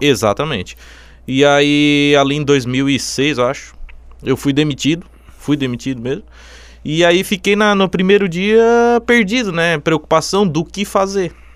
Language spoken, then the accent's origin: Portuguese; Içara, Santa Catarina, Brazil; also born or lived in Jaraguá do Sul; eu sou de Sara, nasci em Sara